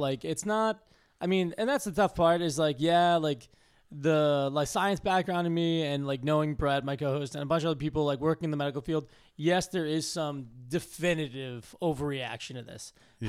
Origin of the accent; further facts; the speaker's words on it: Massachusetts, United States; Yeah. I grew up just outside of Boston.